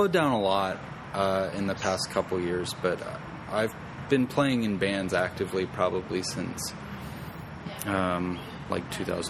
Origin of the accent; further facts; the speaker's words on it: Chattanooga, Tennessee, United States; also born or lived in Florida; now in Frederick, United States; So I guess I was born in Florida, but I moved around a whole lot. So I would say now I consider myself to be from Chattanooga originally, but I've lived in Frederick for about 2 years.